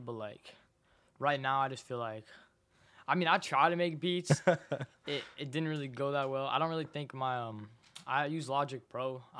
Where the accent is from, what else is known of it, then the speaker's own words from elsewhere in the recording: San Francisco, California, United States; I'm from San Francisco.